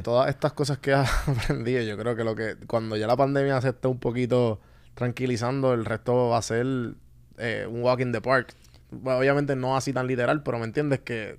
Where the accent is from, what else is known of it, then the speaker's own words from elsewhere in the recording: Puerto Rico; also born or lived in Atlanta; mi primer viaje fuera a Puerto Rico fue para Chile